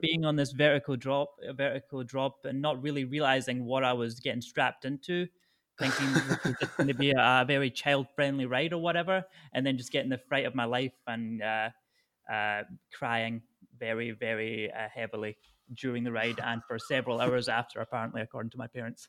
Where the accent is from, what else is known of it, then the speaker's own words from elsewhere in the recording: Falkirk, Scotland, United Kingdom; moved away as an adult; also born or lived in Thailand; now in Hanoi, Vietnam; I grew up in the Falkirk area of Scotland